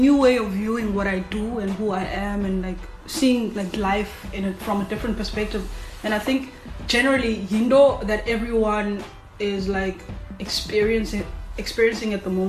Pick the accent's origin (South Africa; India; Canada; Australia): South Africa; Cape Town, Western Cape; I grew up in Langa, but then I left for Cooks, and I was in high school up until 2008, then 2009 came back